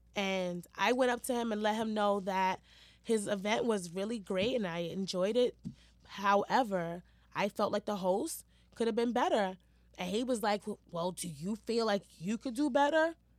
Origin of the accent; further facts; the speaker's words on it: New York City, New York, United States; also born or lived in Harlem; Growing up in Hell's Kitchen, I feel like molded me to be the person that I am today